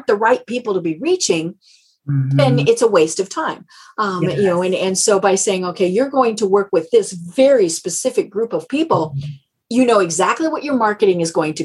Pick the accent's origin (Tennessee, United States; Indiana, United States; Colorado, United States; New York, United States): Colorado, United States; I'm from Colorado